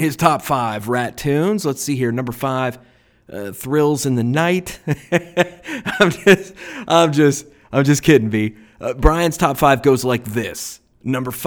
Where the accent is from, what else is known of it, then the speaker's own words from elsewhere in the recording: United States; a 13-year-old boy growing up on the Ohio River in 1984